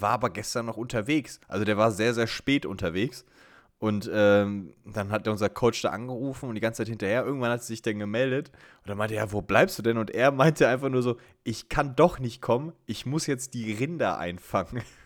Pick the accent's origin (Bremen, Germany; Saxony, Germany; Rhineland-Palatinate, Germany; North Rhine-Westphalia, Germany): North Rhine-Westphalia, Germany; Sauerland; bei uns im Sauerland